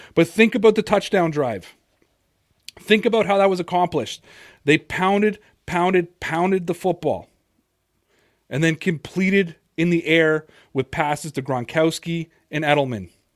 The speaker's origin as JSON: {"language": "English", "town": "Toronto", "region": "Ontario", "country": "Canada", "said": "I'm from Toronto."}